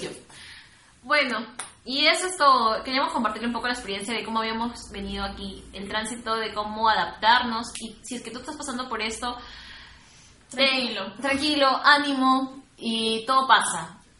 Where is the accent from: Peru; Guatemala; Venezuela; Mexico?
Peru; Chiclayo, Lambayeque; now in Lima, Peru